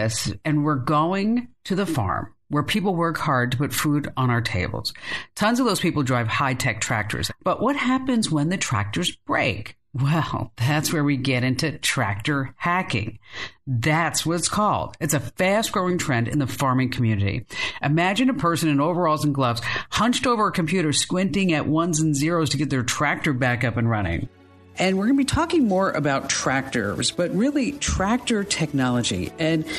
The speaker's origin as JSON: {"language": "English", "region": "New Jersey", "country": "United States", "said": "I'm from New Jersey"}